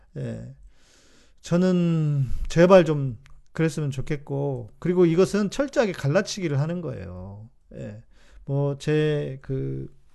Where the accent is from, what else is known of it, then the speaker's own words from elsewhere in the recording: South Korea; 우리 한국 사람은